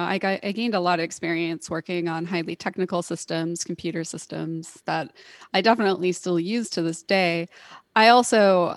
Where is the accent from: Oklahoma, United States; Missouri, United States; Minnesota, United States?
Oklahoma, United States; Tulsa; moved away as an adult; also born or lived in California / Hawaii; I was born and raised in Tulsa. I did do my excursions out in the rest of the world. I lived in California for a while in Hawaii, which was fun for a while, and moved back here for school.